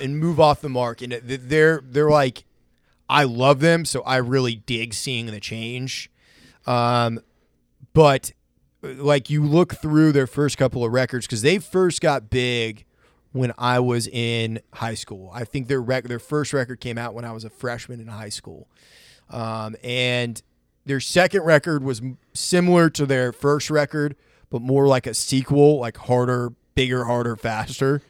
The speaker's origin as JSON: {"language": "English", "region": "Maine", "country": "United States", "tie": "born or raised there", "said": "my friend Kane that I grew up with in Maine"}